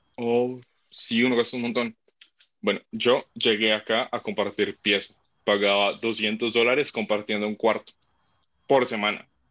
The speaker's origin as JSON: {"language": "Spanish", "country": "Colombia", "moved": "as an adult", "lives_now": "Sydney, Australia", "said": "como somos colombianos"}